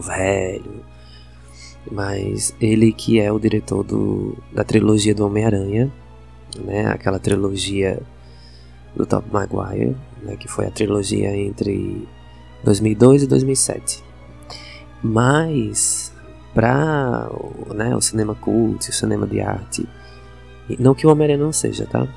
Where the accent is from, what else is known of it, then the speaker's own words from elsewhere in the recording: Northeast Brazil, Brazil; accent: nordestino; minha pronúncia tem sotaque nordestino